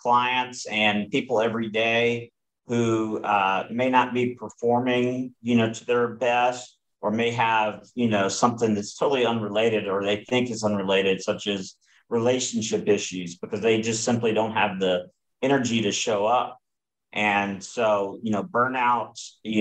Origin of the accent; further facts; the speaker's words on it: Southeast, United States; I grew up in the Southeast. I've lived in the Southeast most of my life.